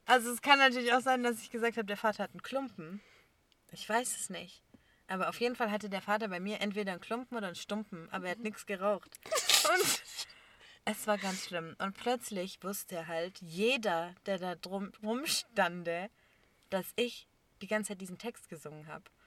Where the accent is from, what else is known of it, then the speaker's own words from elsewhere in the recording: Germany; ich bin hier geboren